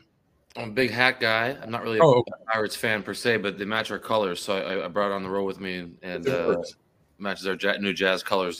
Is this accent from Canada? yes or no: yes; Morell, Prince Edward Island, Canada; moved away as an adult; also born or lived in Boston / Australia; now in Utah, United States; I'm from Prince Edward Island in Canada. And nice. Grew up in a really small place called Morrell. About 300 people live there.